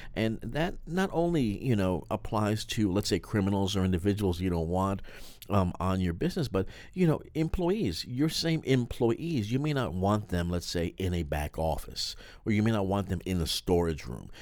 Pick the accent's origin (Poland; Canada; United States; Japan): United States; New York; being from a big city